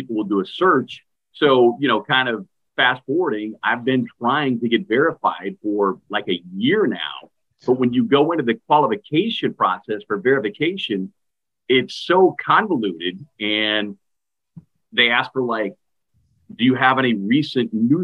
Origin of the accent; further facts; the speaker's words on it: Adrian, Missouri, United States; now in Alexandria, United States; growing up, like you say, just outside of Kansas City, little farming town, shout out for Adrian, Missouri